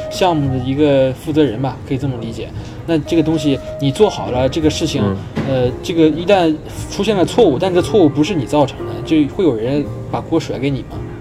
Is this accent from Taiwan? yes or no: no; China; 但是我感觉我们中国人可能会更友好一点